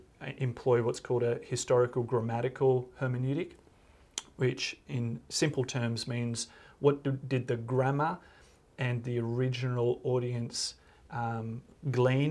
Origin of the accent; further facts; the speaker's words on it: Australia; I'm an Aussie